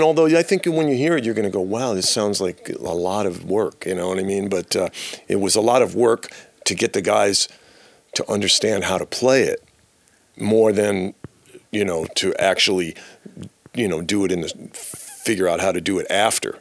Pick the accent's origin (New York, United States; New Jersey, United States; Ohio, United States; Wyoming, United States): New York, United States; moved away as an adult; now in San Diego, United States; I'm from New York, but I moved to California uh, about six years ago to San Diego